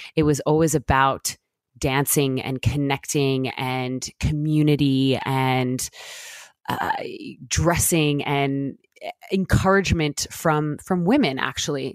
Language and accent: English; Jamaica; now in United States; growing up in Jamaica